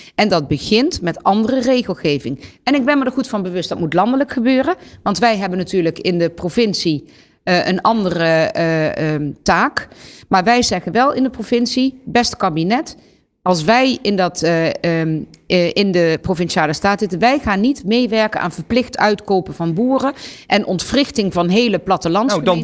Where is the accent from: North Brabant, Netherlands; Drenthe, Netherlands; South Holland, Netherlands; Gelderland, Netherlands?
Gelderland, Netherlands; bij ons in Gelderland